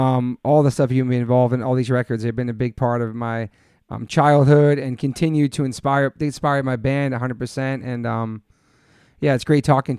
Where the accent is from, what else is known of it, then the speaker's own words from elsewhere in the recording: Newport, Rhode Island, United States; also born or lived in Massachusetts; when I moved from Massachusetts to Newport